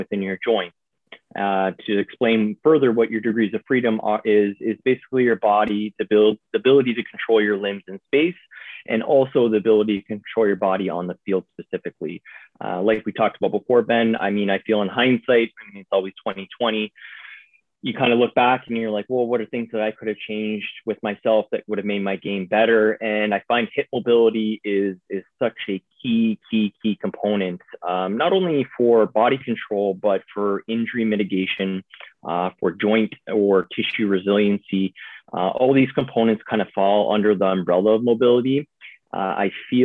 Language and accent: English; Niagara Falls, Ontario, Canada; moved away as an adult; I'm from Niagara Falls, Canada